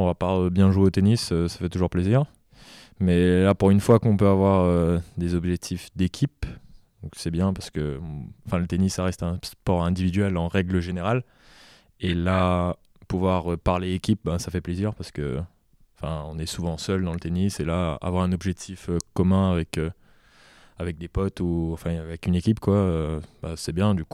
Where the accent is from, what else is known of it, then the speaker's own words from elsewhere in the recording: Réunion, France; je viens de la Réunion, j'ai appris à jouer au tennis là-bas